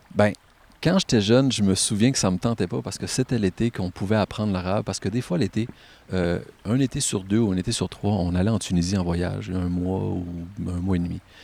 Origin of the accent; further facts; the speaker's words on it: Caplan, Quebec, Canada; Je viens de Caplan. J'ai grandi dans une maison à peu près à 300-400 mètres d'ici